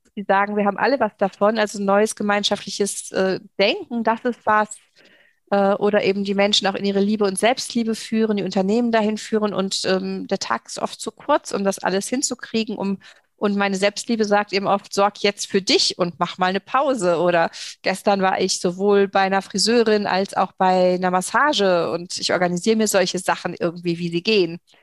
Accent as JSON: {"language": "German", "region": "Saarland", "country": "Germany", "said": "hier bei uns im Saarland"}